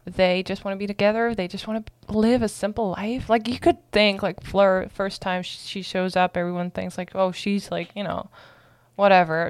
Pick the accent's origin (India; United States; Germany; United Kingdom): Germany; moved away; I'm from Germany